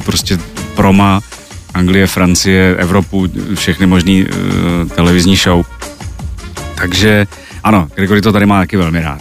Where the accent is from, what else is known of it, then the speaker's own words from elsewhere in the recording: Brno, South Moravian Region, Czechia; já jsem vyrůstal v Brně